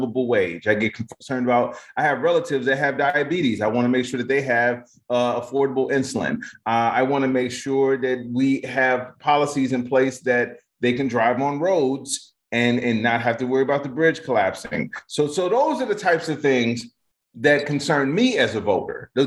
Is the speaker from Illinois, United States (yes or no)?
yes; Chicago, Illinois, United States; I'm from Chicago